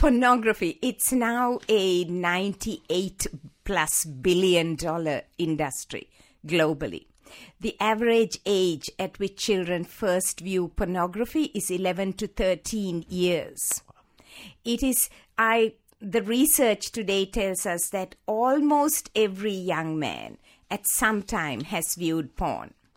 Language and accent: English; Sri Lanka; moved away as an adult; also born or lived in Hawaii; I was born in Sri Lanka, in the tea plantations of Sri Lanka, sixty-five years ago